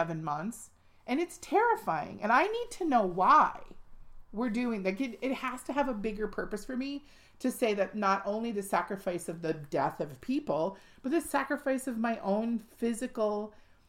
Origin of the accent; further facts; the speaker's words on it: United States; Our country is 244 years old this year.